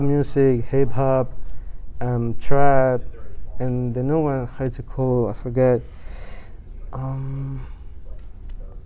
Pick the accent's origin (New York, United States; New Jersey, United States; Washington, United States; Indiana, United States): New York, United States; also born or lived in Dominican Republic; I feel like I'm raised in New York because that's where I met my family again